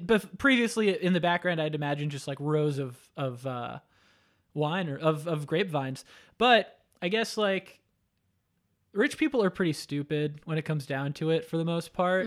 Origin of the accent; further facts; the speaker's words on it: Florida, United States; also born or lived in New York; I, uh, grew up, though, in Florida